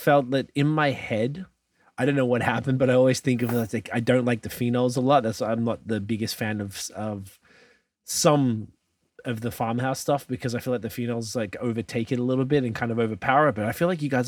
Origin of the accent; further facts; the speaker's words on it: Melbourne, Victoria, Australia; moved away; I'm from Melbourne in Australia